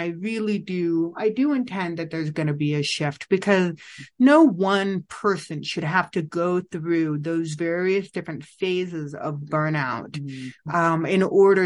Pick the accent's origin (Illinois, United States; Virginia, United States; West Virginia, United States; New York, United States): Illinois, United States; moved away; also born or lived in Vietnam; I was born and raised in Illinois